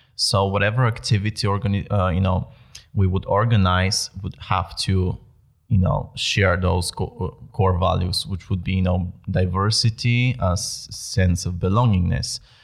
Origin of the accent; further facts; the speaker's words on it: Bulgaria; moved away as an adult; now in Netherlands; I am originally from Bulgaria